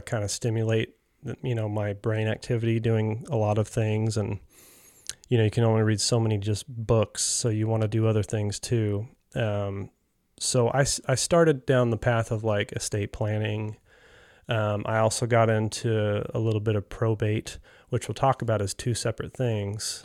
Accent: North Carolina, United States; moved away as an adult; I grew up here in North Carolina

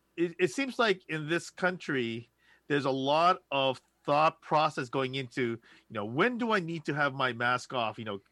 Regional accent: Los Angeles, California, United States; I'm from Los Angeles. It's pertinent.

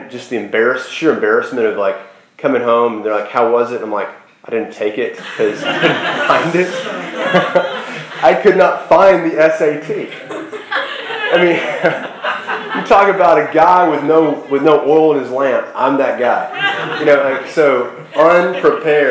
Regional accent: Sherwood, Arkansas, United States; I grew up in Sherwood, Arkansas

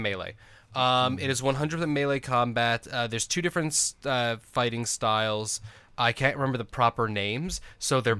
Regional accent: New York, United States; now in Arizona, United States; I'm actually from New York originally, but I've been in Arizona so long that I may as well be an Arizona native

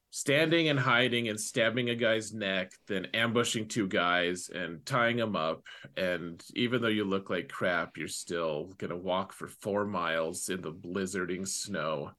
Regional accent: United States; most, most of us Americans

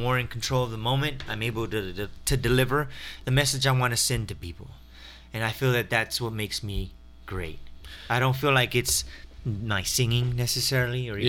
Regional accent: Waco, Texas, United States; moved away; she's from my hometown in Waco, Texas

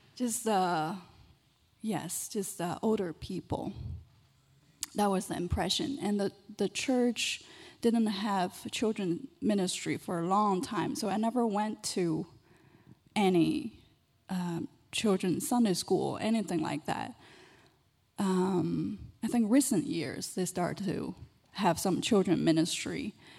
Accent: China; moved away; I was born and raised in China.

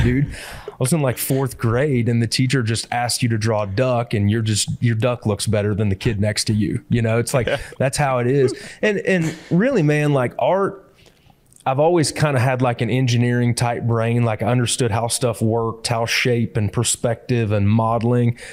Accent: Hancock County, Illinois, United States; moved away as an adult; also born or lived in Peoria, Illinois / Edgefield, South Carolina; I grew up in the Midwest. I actually grew up in uh, Hancock County, Illinois

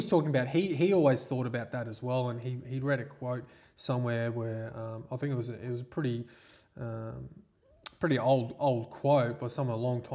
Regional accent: Sunshine Coast, Queensland, Australia; also born or lived in Gladstone, Queensland / Mossman, Queensland; So a Sunshine Coast mainly, right from the end of primary school and then high school

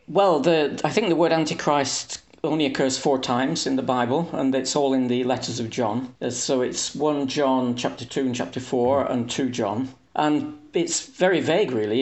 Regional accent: England, United Kingdom; moved away as an adult; now in Hungary; I am English, but I live in Hungary. I've lived here for thirty years

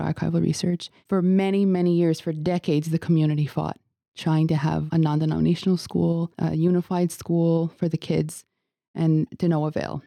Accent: Kahnawake, Quebec, Canada; I'm from Ghaznawaage

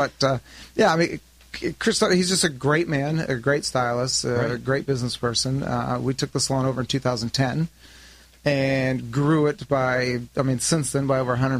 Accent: Los Angeles, California, United States; also born or lived in Costa Mesa, California; Yeah, I grew up born in Woodland Hills

